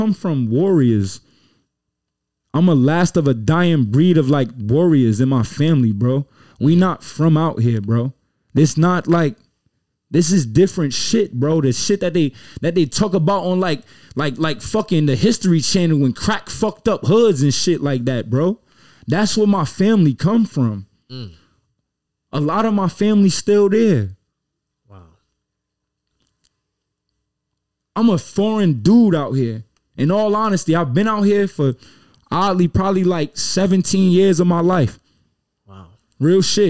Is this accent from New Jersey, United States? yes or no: yes; Newark, New Jersey, United States; moved away; I'm from Newark, New Jersey.